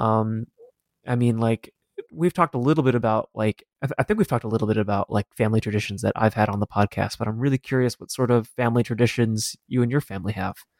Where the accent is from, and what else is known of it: Denver, Colorado, United States; born or raised there